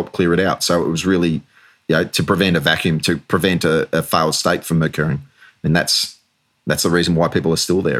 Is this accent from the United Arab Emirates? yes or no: no; Australia; moved away as an adult; now in United Kingdom; when I moved to the UK, I continued to serve firstly as an Australian soldier or Australian officer serving with the British Reserves